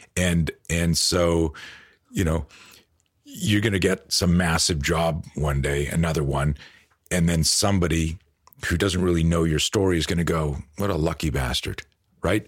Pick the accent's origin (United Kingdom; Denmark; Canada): Canada; moved away as an adult; also born or lived in Virginia Beach, United States; now in United States; we grew up on the East Coast. I lived in, in Canada most of my life, moved to the States in, like, two thousand eight